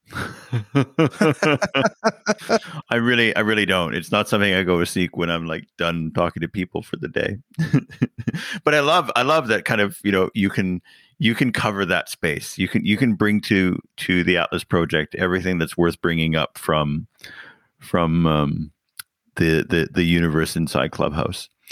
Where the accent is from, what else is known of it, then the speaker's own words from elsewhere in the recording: Canada; as a Canadian and a member of the Commonwealth